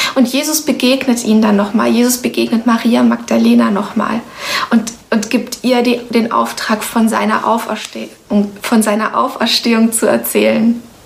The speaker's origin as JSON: {"language": "German", "country": "Romania", "tie": "born or raised there", "moved": "yes", "lives_now": "Germany", "said": "Ich bin zum Beispiel in Rumänien geboren"}